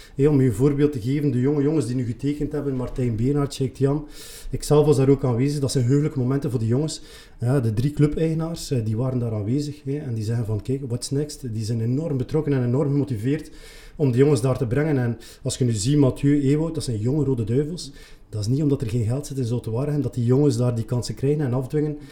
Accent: Leuven, Flanders, Belgium; ik ben eigenlijk geboren en getogen in Leuwen

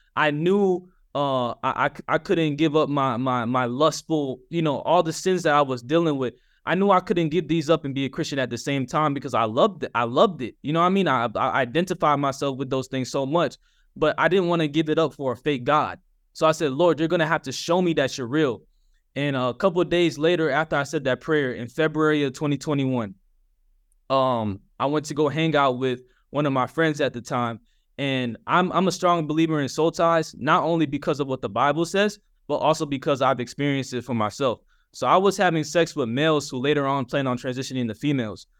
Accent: Atlanta, Georgia, United States; I'm from Atlanta, Georgia

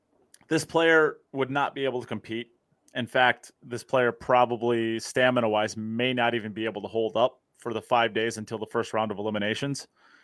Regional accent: United States; I'm an American

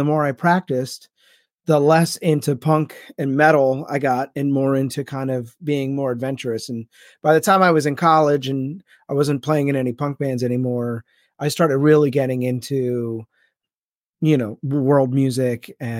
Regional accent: Philadelphia, Pennsylvania, United States; And so it just so happened that the guys I grew up in Philly, and the kids that I hung out with, some of the more influential kids in the group were into punk.

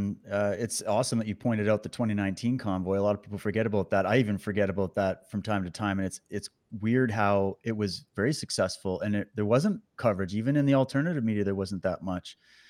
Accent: Ontario, Canada; also born or lived in Alberta / Saskatchewan; I was born in Alberta, raised in Ontario, then Saskatchewan. And then I've been all over.

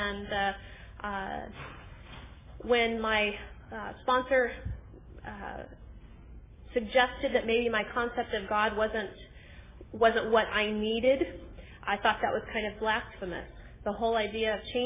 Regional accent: Susanville, California, United States; I'm from Susanville, which is a very small town in Northern California

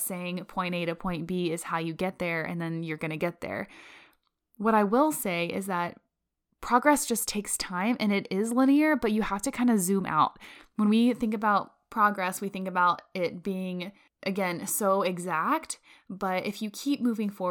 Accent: Florida, United States; now in Colorado, United States; I'm from Florida. So yeah, now I'm living in Colorado

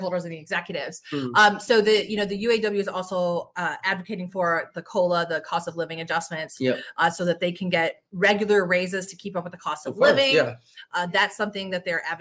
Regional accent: Detroit, Michigan, United States; I'm from Detroit

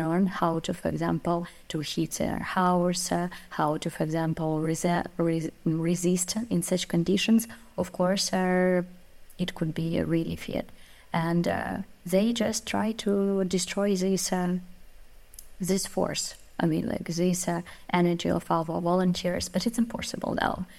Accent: Ukraine

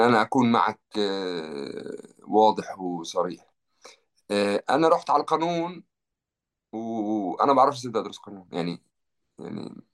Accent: Jerusalem, Palestine; moved away as an adult; now in France; أنا ربيت في مدينة القدس

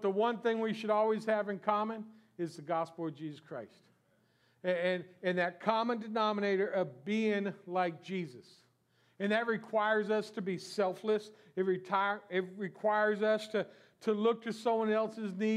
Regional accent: South Florida, United States; I was born and raised in South Florida

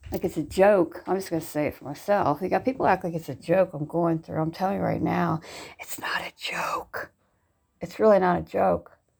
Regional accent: Ohio, United States; moved away; I'm originally born and raised in Ohio

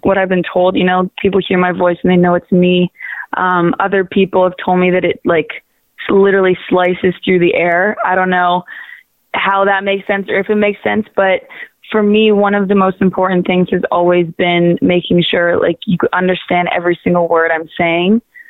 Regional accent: Waterloo, Ontario, Canada; now in Toronto, Canada; I'm originally from Waterloo, which is about an hour west of Toronto

